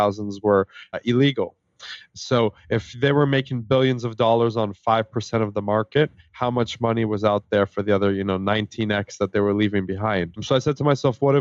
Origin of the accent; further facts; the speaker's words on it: Canada; also born or lived in Israel; I actually immigrated to Canada